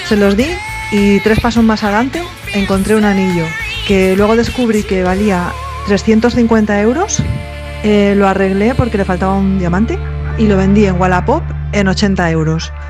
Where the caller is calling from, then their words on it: Parla, Community of Madrid, Spain; buenos días … de Parla. Eh, pues una noche salía yo por Madrid